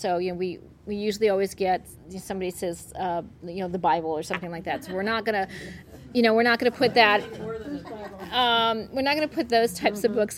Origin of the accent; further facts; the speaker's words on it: Flint, Michigan, United States; I grew up in Flint, Michigan, which is a, you know, GM town